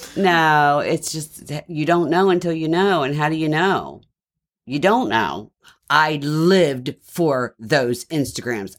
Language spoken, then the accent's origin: English; Baltimore, Maryland, United States; accent: Baltimore with a twang; I'm from Baltimore